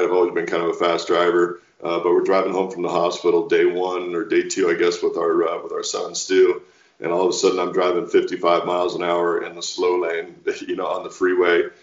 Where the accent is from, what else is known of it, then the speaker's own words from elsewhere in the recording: Walla Walla, Washington, United States; launched a double back winery back in my hometown of Walla Walla, Washington